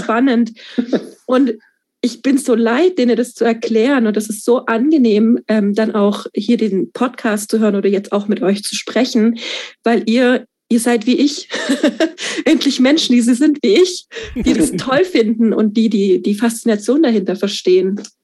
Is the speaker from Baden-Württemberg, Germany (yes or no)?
yes; Stuttgart, Baden-Württemberg, Germany; Ich komme aus Stuttgart